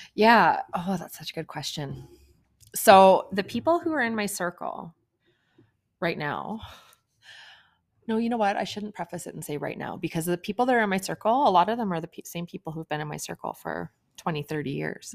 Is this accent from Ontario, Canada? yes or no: yes; Kenora, Ontario, Canada; I grew up in Kenora, Ontario